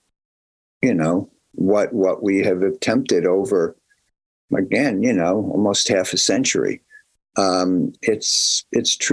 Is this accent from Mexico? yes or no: no; New Brunswick, New Jersey, United States; I was from New Brunswick, New Jersey, Central Jersey